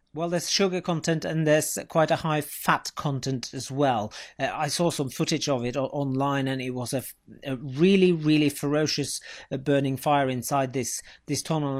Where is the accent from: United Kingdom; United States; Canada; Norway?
Norway; born and bred in Norway